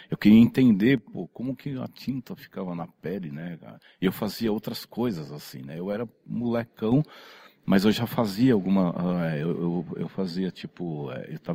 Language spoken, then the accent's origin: Portuguese; São Caetano do Sul, São Paulo, Brazil; born there; eu, eu, eu, nasci em São Caetano do Sul, né? Mas na época era, era São Paulo, na, né? na Vila Califórnia ali, cara.